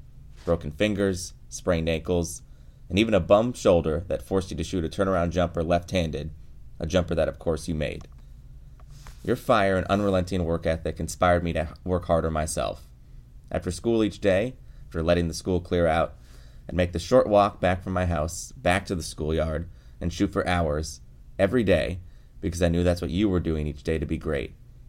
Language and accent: English; Los Angeles, California, United States; Growing up in Los Angeles